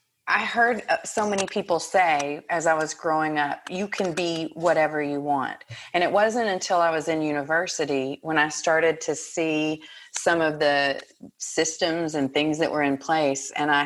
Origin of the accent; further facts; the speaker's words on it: Texas, United States; now in Montreal, Canada; Well, I grew up in Texas. I know you can't tell from my accent because now it's gone completely, right?